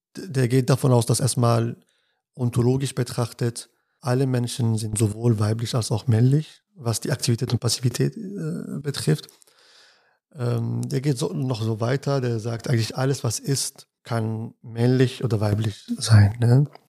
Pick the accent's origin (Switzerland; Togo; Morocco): Morocco; Casablanca, Casablanca-Settat; now in Münster, Germany; Ich bin in Casablanca aufgewachsen, also ich bin in Casablanca geboren und dort aufgewachsen